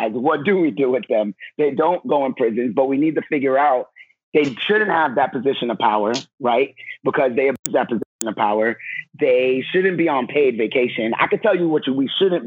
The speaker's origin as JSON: {"language": "English", "region": "New York", "country": "United States", "said": "I'm originally from New York"}